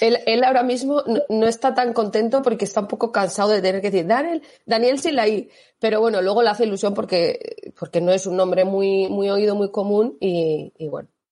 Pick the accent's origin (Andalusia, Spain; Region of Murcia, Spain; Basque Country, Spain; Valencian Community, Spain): Basque Country, Spain; Mondragón; moved away as an adult; now in Salamanca, Spain; yo soy del País Vasco, yo soy de Mondragón